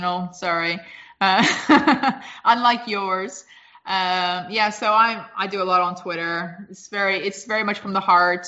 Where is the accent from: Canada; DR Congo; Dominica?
Canada; But yeah, I am a city girl. You know, there are Canadians